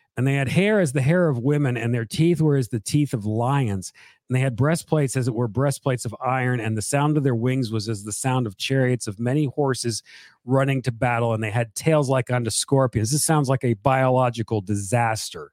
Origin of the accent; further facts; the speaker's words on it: South Carolina, United States; also born or lived in Charleston / Columbia; I'm from South Carolina.